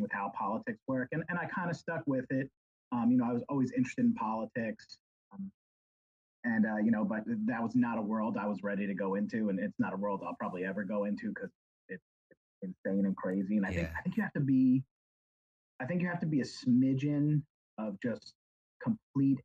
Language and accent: English; New York, United States; moved away; I'm from New York originally